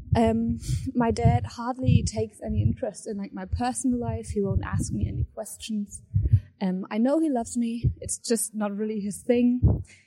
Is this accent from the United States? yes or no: no; Germany; I'm twenty-four years old and I'm from Germany.